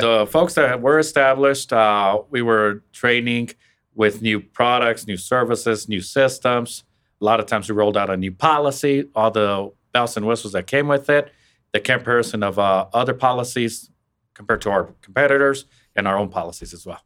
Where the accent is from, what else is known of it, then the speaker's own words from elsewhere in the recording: Western Kansas, United States; moved away as an adult; now in Wichita, United States; I'm originally from Western Kansas myself